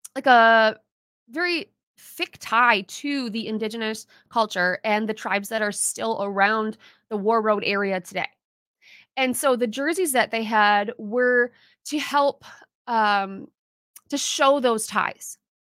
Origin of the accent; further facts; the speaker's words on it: Minnesota, United States; we're the state of hockey, because at all levels, we support our local teams